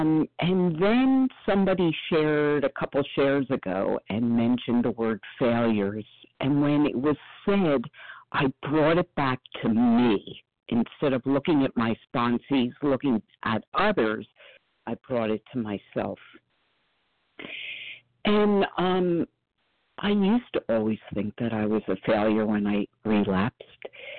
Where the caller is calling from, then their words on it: Philadelphia, Pennsylvania, United States; from outside of Philadelphia, where I just looked out the window, and it's currently flaring for the first time.